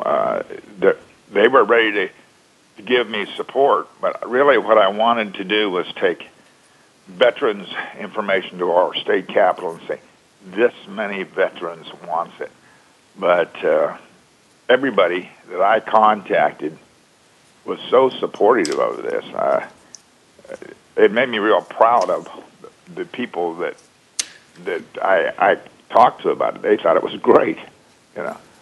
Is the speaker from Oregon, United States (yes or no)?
yes; Oregon, United States; Oregon, my home state